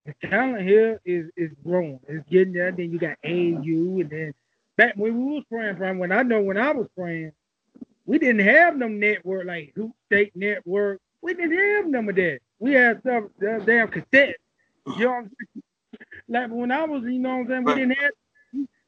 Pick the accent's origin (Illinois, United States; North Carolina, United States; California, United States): North Carolina, United States; Greenville; I'm from Pitt County area